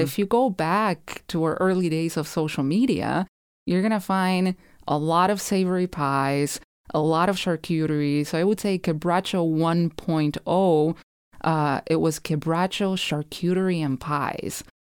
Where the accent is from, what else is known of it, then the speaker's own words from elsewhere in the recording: Rosario, Santa Fe, Argentina; moved away as an adult; now in St. Paul, United States; I grew up in Rosario